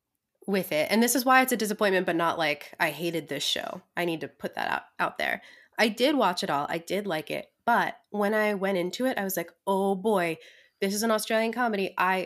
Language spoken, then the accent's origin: English; Ireland; I'm very Irish with that coupling of words